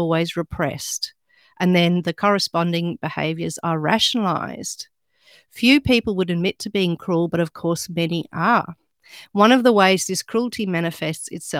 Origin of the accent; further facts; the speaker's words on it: Australia; accent: Australian; I'm actually Australian